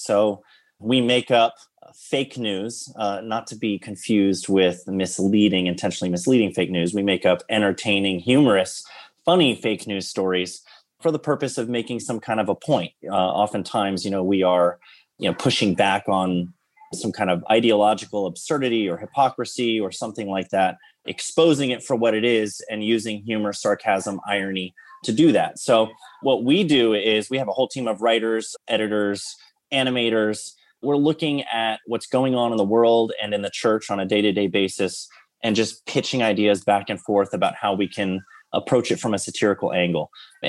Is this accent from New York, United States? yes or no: no; Washington, District of Columbia, United States; born there; So I am a pastor's kid. I was born in Washington, D.C., but I've lived all over the country.